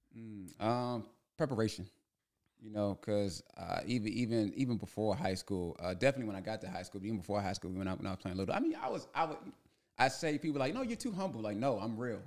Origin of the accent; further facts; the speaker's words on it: Prince George's County, Maryland, United States; moved away as an adult; also born or lived in Hempstead, New York; growing up in Prince George's County